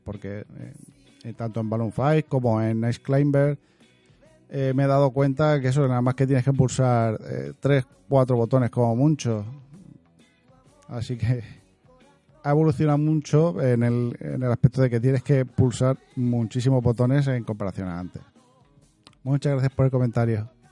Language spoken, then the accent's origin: Spanish; Region of Murcia, Spain; soy murciano